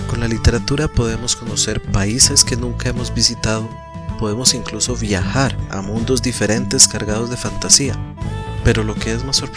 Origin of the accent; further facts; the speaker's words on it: Costa Rica; Como bien sabes, nací y vivo en Costa Rica.